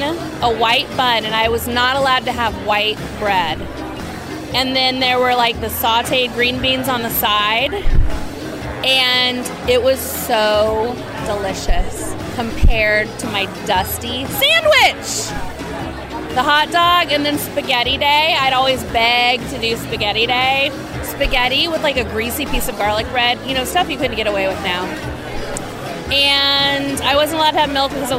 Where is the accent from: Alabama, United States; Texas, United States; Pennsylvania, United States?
Texas, United States; Austin; I'm from Austin, Texas